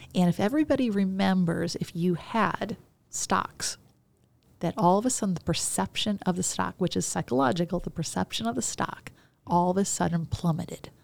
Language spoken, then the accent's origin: English; Chicago, Illinois, United States; I grew up in Chicago.